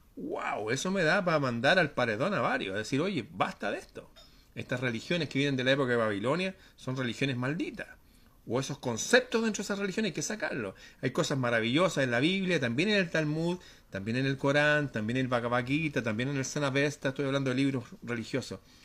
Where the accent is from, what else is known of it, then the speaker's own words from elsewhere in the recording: Chile; en mi país